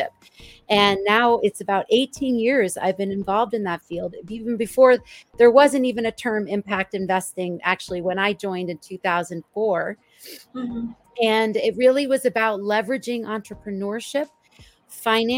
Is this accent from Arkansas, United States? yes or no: no; New Jersey, United States; moved away as an adult; also born or lived in New York City; now in Boulder, United States; I grew up in New Jersey, the child of two immigrants